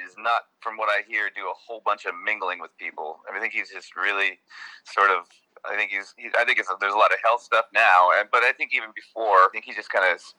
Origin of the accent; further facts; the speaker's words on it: Milwaukee, Wisconsin, United States; moved away as an adult; now in Florida, United States; I'm originally from Milwaukee. I live in Florida now, but I'm from Milwaukee, and I'd done most of my playing there.